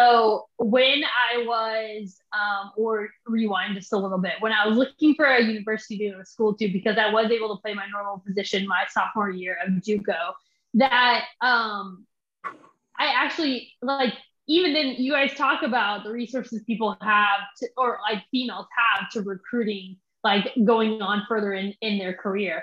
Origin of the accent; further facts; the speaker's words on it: Derby, Kansas, United States; moved away as an adult; also born or lived in Mississippi; I grew up in Derby, Kansas